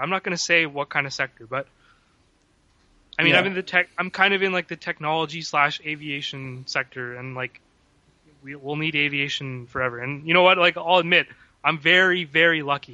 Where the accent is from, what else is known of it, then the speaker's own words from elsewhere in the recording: Canada; also born or lived in Vancouver; I grew up in Canada